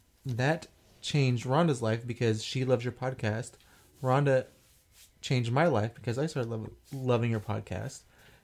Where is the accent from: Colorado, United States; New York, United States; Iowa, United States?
Iowa, United States; Albia; I am from Albia.